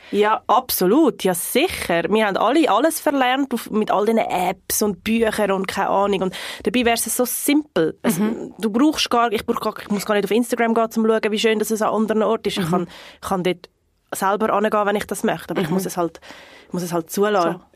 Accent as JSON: {"language": "German", "region": "North Region", "country": "Brazil", "moved": "yes", "said": "von der Region, wo ich herkomme im Norden"}